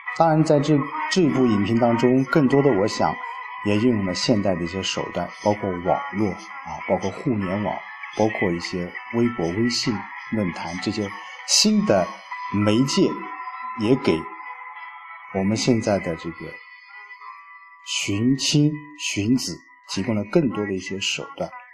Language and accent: Chinese; Lu'an, Anhui, China; 我的老家陆安，啊，霍山，佛字敏镇